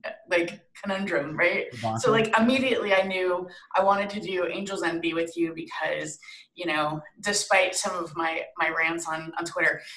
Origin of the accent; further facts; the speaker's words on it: Florida, United States; moved away; I'm from Florida